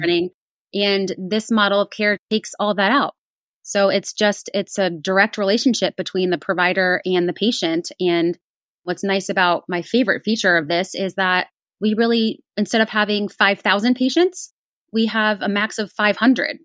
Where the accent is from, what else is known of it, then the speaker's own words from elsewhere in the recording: East Coast, United States; moved away as an adult; now in Indianapolis, United States; I was actually born and raised on the East Coast